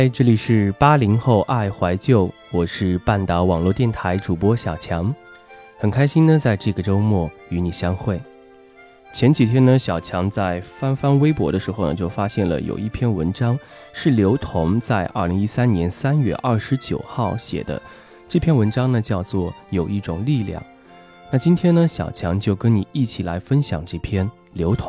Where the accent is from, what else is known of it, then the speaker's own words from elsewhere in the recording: Chenzhou, Hunan, China; 小涛比我小两岁，我们都是湖南人。我郴州，他永州。